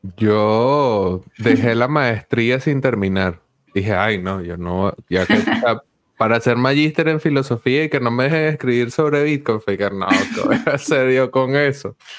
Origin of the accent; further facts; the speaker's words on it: Venezuela; yo también soy venezolano